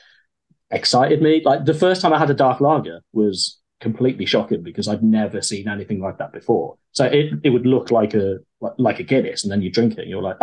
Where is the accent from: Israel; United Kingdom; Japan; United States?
United Kingdom; Midlands; I grew up in the Midlands and Cheltenham was, what, like a 40-minute drive away from us